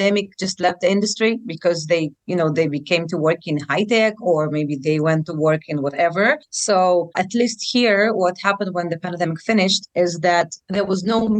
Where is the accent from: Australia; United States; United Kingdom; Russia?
Russia; Saint Petersburg; moved away as an adult; now in Tel Aviv, Israel; I'm originally from St. Petersburg, Russia, which is close to Finland, mm-hmm. which is a beautiful city. I grew up there until the age of 23.